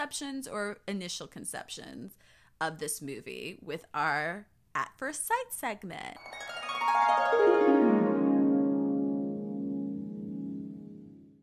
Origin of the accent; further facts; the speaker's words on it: Florida, United States; I was from Florida